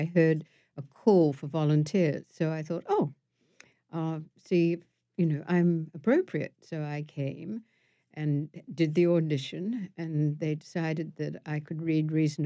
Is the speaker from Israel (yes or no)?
no; Wellington, New Zealand; moved away as an adult; also born or lived in London; I grew up in Wellington, which is at the bottom of the North Island, and it's the capital of the country